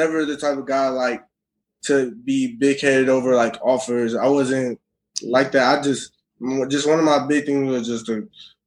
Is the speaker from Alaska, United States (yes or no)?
no; Minnesota, United States; I'm from Minnesota